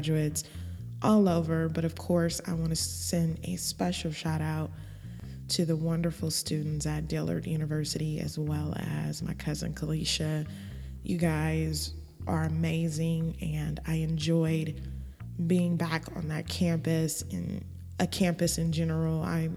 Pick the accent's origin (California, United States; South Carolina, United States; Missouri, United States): California, United States; Los Angeles; moved away as an adult; also born or lived in Baton Rouge; I grew up and born and raised in Los Angeles